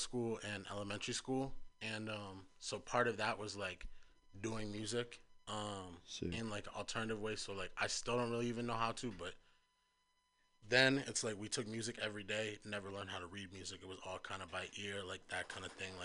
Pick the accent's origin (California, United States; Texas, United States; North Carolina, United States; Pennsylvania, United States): California, United States; San Francisco; I'm from the Fillmore. I spent some time in Potrero Hill as well, but Fillmore is what I call home